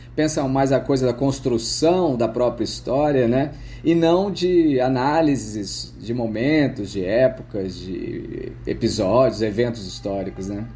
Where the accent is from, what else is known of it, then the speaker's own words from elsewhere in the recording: Franca, São Paulo, Brazil; Eu sou do interior de São Paulo, da cidade de Franca